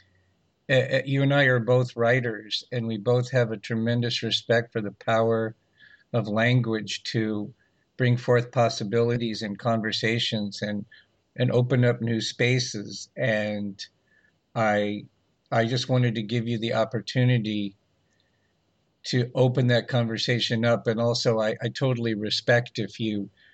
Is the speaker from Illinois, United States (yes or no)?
no; Los Angeles, California, United States; I grew up in Los Angeles during the 60s and 70s